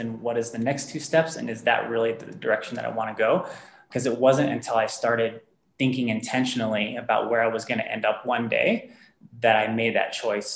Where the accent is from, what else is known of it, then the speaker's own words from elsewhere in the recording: near Dallas-Fort Worth, North Texas, United States; moved away as an adult; also born or lived in Tennessee / Southern California; now in Denver, United States; I was born and raised in Texas, in a rather small town near Dallas-Fort Worth area, so North Texas.